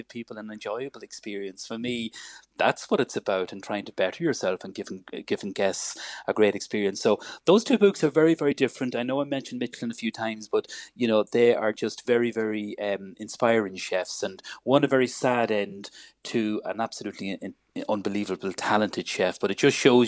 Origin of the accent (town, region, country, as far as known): Ireland